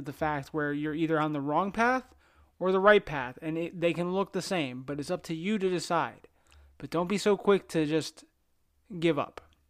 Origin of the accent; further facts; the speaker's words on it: New Jersey, United States; moved away; I'm originally from New Jersey